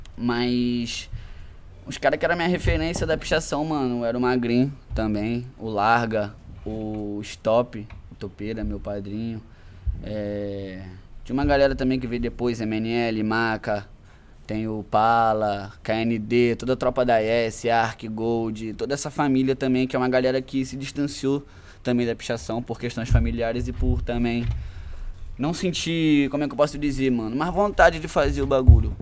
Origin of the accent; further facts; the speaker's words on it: Macaé, Rio de Janeiro, Brazil; Sou daqui de Macaé, nascido e criado